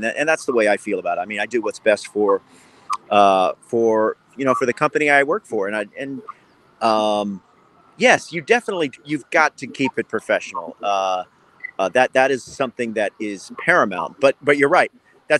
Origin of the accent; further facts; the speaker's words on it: Houston, Texas, United States; I'm from Houston and know I grew up rooting for the Astros.